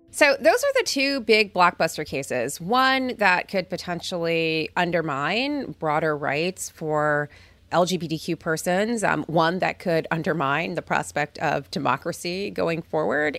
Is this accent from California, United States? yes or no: yes; California, United States; as a Californian